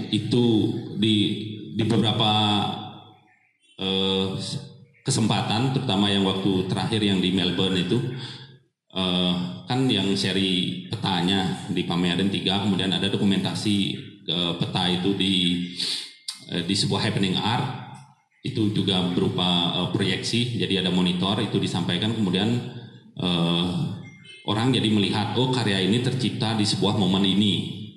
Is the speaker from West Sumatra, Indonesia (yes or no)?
no; Bali, Indonesia; mereka sangat paham sekali uh, saya berasal dari Bali